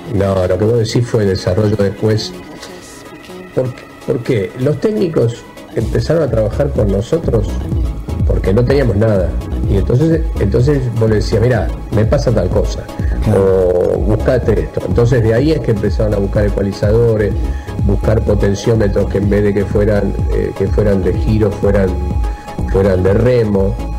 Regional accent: Argentina; somos los argentinos

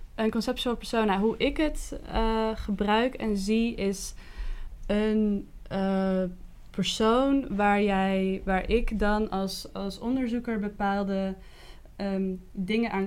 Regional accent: Kockengen, Utrecht, Netherlands; also born or lived in The Hague; als kind, ik ben verhuisd vanuit Den Haag naar, naar het platteland van Utrecht

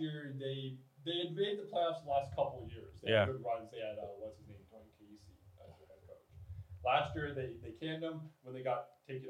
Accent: Canada; being Canadian and whatever.

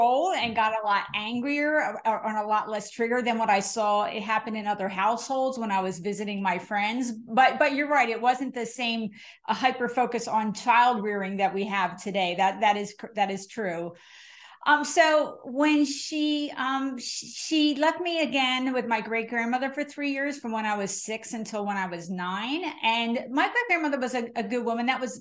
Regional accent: New Jersey, United States; I'm from New Jersey

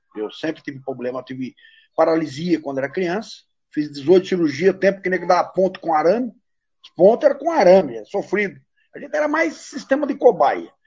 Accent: Brazil; eu nasci no mato, nasci numa fazenda, cresci numa fazenda, moro em Baté, Baté hoje tem 40 mil habitantes

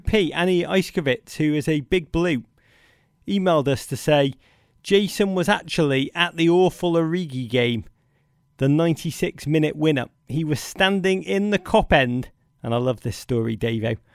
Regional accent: Liverpool, North West England, United Kingdom; I've often thought of myself as a Chicagoan-born in a Liverpudlian's body.

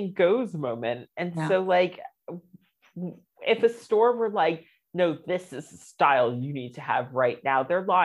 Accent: United States; moved away as an adult; now in London, United Kingdom; I'm American

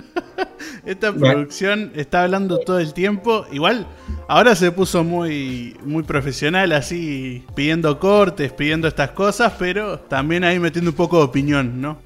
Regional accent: Solymar, Canelones, Uruguay; soy de Salimar

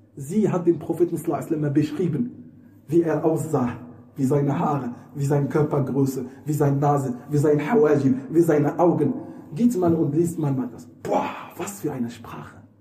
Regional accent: Morocco; German is a second language; moved away; Das ist übrigens eine Umgangssprache bei uns in Marokko. Wir sagen Scherf.

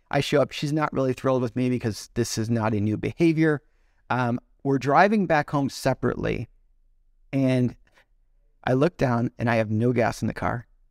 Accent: Chicago, Illinois, United States; So, I knew him growing up in Chicago

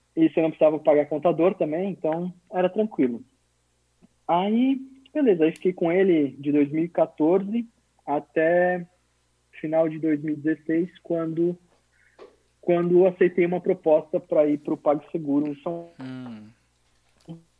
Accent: São Ludgero, Santa Catarina, Brazil; also born or lived in Blumenau / São Paulo; Eu sou, na verdade, natural do interior de Santa Catarina, do sul, numa cidadezinha chamada São Ludgero, de mais ou menos 10 mil habitantes. E a minha família veio para Blumenau em 1994

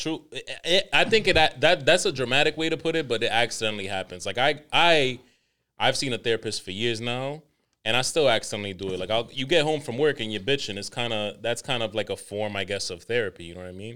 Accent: Dominican Republic; I'm the Dominican

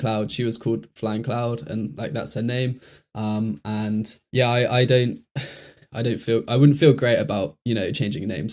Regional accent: Bristol, South West England, United Kingdom; I'm from Bristol originally

